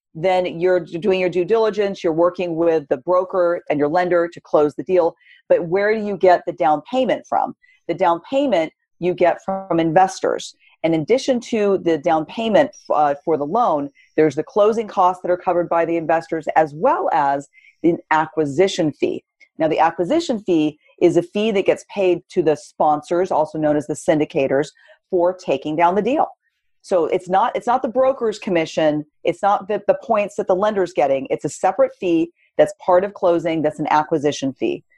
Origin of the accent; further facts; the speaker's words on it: Southern California, United States; now in San Francisco Bay Area, United States; born and raised in California, but I grew up in Southern California